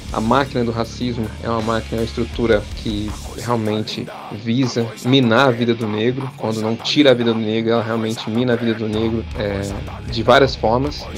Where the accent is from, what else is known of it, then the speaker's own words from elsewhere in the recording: Minas Gerais, Brazil; Nós somos de Minas Gerais, do interior de Minas, nós somos uma banda preta